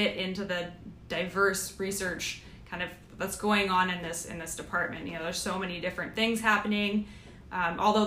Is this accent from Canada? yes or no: yes; Canada; moved away as an adult; also born or lived in Victoria, Canada / Adelaide, Australia / Vancouver, Canada; now in United States; I am Canadian